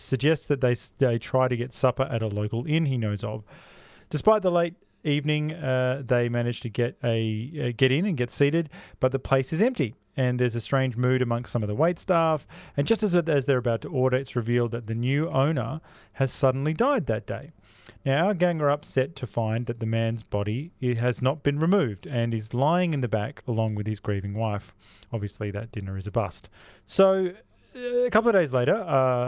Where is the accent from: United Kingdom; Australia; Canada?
Australia; We're Australian